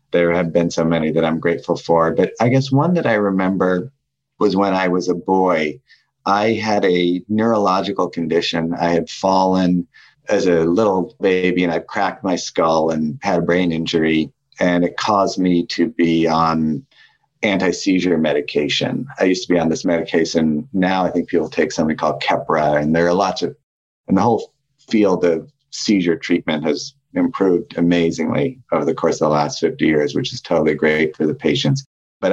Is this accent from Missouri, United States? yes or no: no; Santa Fe, New Mexico, United States; I was growing up in Santa Fe, New Mexico